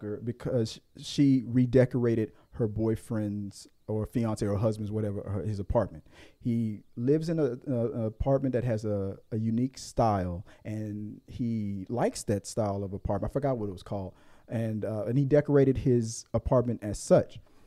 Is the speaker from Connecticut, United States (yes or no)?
no; Louisiana, United States; moved away; When I go back home, sometimes take me back to Louisiana. You'll hear my accent come out a lot